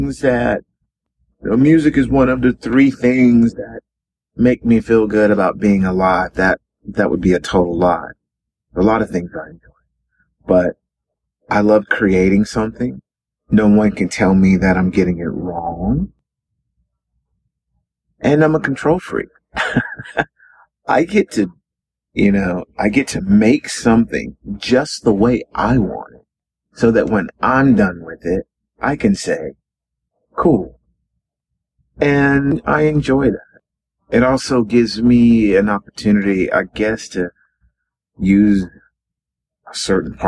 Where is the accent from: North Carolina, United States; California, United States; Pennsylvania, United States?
North Carolina, United States; Carrboro; I was born in Carrboro, North Carolina, a little town in North Carolina